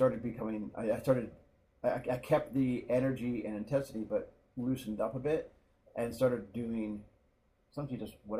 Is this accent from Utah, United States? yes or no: no; Palo Alto, California, United States; born there; also born or lived in Taiwan; Well, I was born in Palo Alto, out in California.